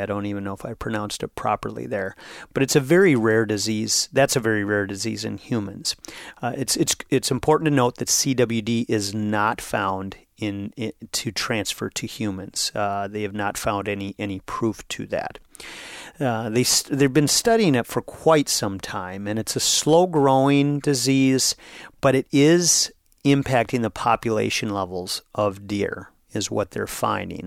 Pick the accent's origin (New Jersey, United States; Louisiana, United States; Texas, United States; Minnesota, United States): Minnesota, United States; Brainerd; my hometown of Brainerd, Minnesota